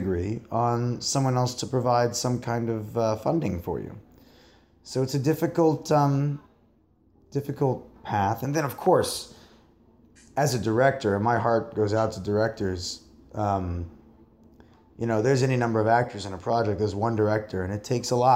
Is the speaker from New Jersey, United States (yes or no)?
yes; rural New Jersey, United States; also born or lived in New York; I grew up in a very rural part of New Jersey and in New York, kind of back and forth.